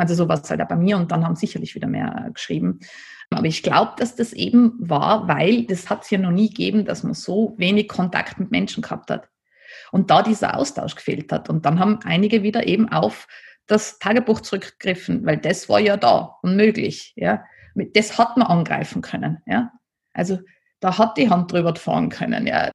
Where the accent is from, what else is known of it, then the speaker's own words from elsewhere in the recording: Nassereith, Tyrol, Austria; weil ich bin ja am Land aufgewachsen in Nasserreit